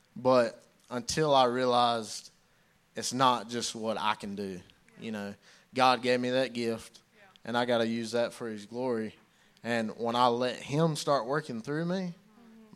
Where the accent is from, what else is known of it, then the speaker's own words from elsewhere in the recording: Belton, United States; I grew up in Belton. Grew up coming here to church.